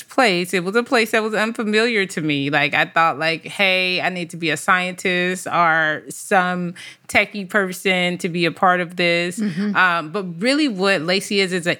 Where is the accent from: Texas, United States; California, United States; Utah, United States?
California, United States; Compton; I grew up in Compton, California.